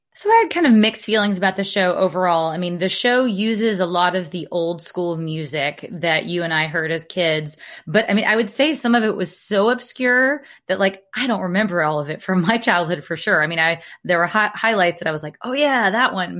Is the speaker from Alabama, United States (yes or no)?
yes; Alabama, United States; accent: Alabama; I grew up in Alabama where we have a town called Lafayette